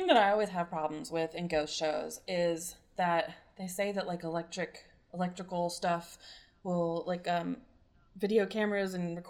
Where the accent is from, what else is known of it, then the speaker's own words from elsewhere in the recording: Colorado, United States; now in Huntington, United States; I grew up in Colorado, so everything's relatively new.